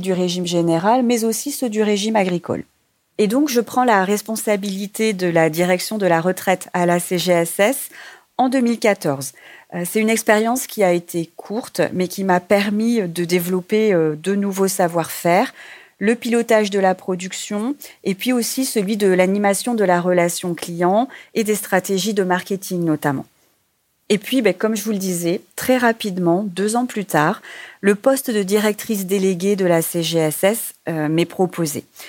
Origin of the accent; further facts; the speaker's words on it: Réunion; moved away; mon île natale et de me rapprocher de ma famille puisque je suis originaire de l'île de la Réunion